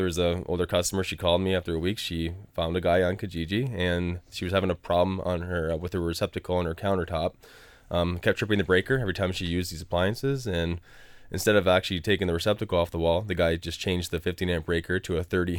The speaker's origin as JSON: {"language": "English", "region": "East of England", "country": "United Kingdom", "said": "I'm from Essex."}